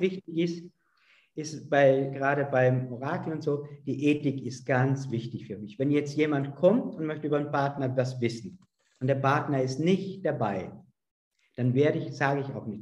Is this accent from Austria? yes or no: yes; Vorarlberg, Austria; Also ich komme ja aus Österreich, aus Vorarlberg, in der Nähe zur Schweiz